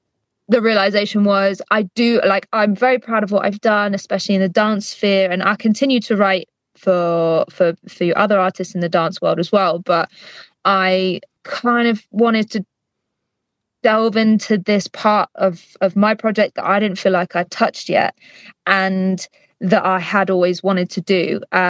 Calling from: London, United Kingdom; I am calling from my studio in London

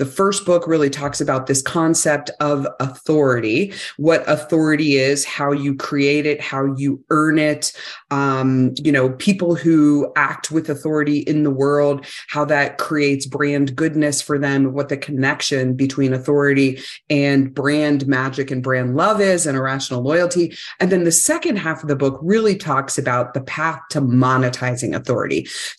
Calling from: Salt Lake City, Utah, United States; Well, I'm just outside of Salt Lake City, Utah right now, so I can enjoy lots and lots of snow.

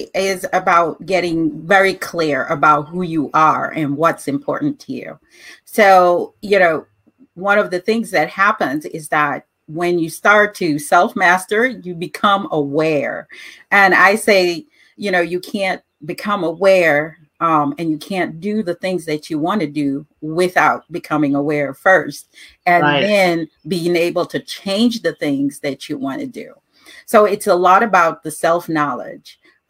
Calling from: Chicago, Illinois, United States; I am being interviewed from Chicago, Illinois.

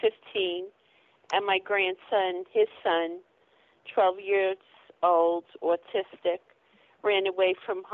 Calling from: Florida, United States; I'm calling from Florida.

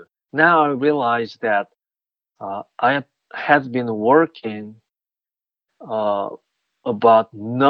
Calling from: Pittsburgh, Pennsylvania, United States; So I am joining you from Pittsburgh. It is raining now here.

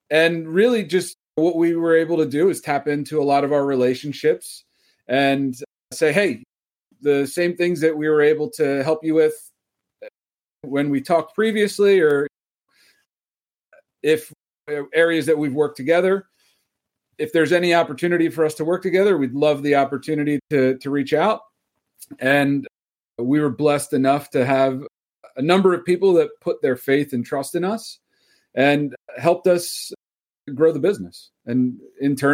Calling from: Philadelphia, Pennsylvania, United States; Lovely Philadelphia, Pennsylvania area. I tell you the actual town, but nobody's ever heard of it.

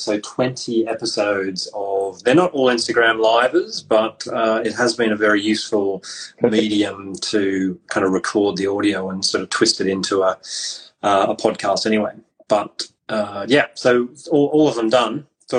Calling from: South West England, United Kingdom; So I'm calling from Cornwall, and with you being in Scotland, it's a very far-reaching chat.

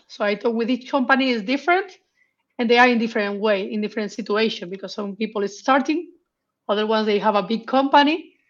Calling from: Madrid, Community of Madrid, Spain; From Madrid.

